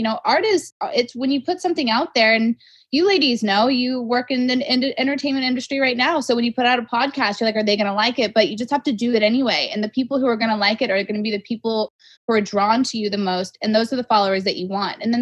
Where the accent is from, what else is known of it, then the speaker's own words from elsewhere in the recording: Las Vegas, Nevada, United States; moved away as an adult; also born or lived in Los Angeles; I grew up in Las Vegas, and I was actually a professional dancer